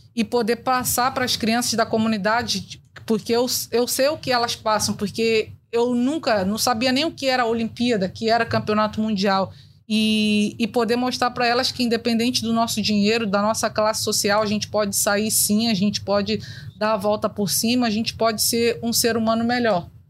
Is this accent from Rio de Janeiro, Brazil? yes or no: yes; Rio de Janeiro, Brazil; eu cresci na Cidade de Deus